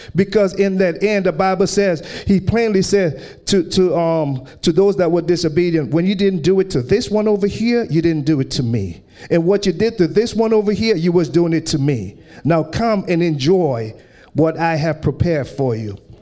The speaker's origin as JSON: {"language": "English", "country": "British Virgin Islands", "tie": "born or raised there", "moved": "yes", "said": "I grew up in the British Virgin Islands"}